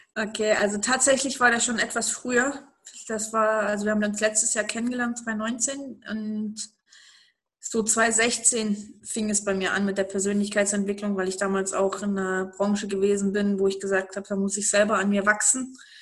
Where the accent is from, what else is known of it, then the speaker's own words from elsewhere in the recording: East Germany, Germany; ich bin aufgewachsen im Osten. Ähm, noch in der DDR geboren, aufgewachsen, dann aber nicht mehr in der DDR